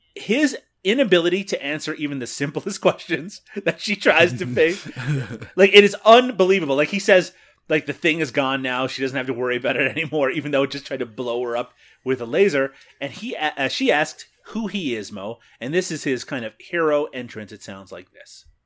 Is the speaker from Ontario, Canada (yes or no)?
yes; Ontario, Canada; accent: Canadian; I have my own Canadian accent issues.